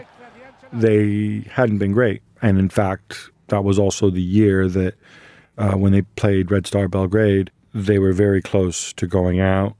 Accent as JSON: {"language": "English", "town": "Milan", "region": "Lombardy", "country": "Italy", "said": "when we're from Milan"}